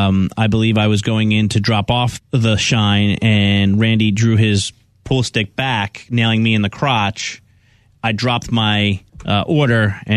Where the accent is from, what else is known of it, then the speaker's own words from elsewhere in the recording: California, United States; I was driving back from South Carolina to my home state of California.